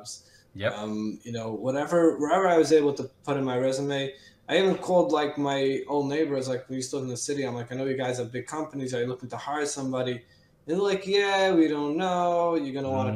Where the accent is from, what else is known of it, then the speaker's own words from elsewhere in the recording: New York City, New York, United States; also born or lived in Rockland County, New York; because I originally grew up in the city